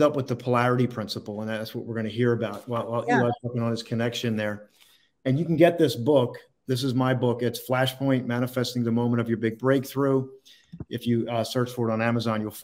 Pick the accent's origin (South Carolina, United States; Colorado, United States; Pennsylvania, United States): Pennsylvania, United States; Philadelphia; I was born in Philadelphia